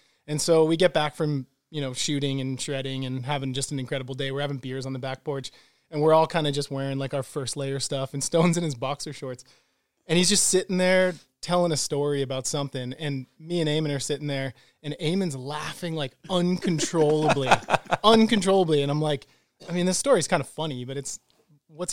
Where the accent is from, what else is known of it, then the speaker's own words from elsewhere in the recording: Bedford, New Hampshire, United States; Grew up in a small town outside of Manchester, New Hampshire called Bedford.